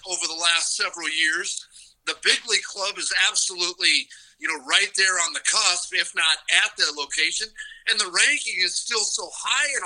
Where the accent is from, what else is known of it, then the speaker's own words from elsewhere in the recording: Akron, Ohio, United States; moved away; I was actually born in Akron, Ohio, and a lifelong Cleveland Indian fan